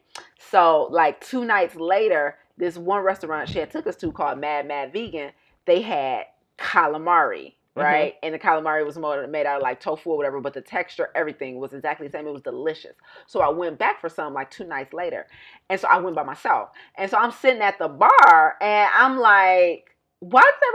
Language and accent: English; United States; moved away; I'm still American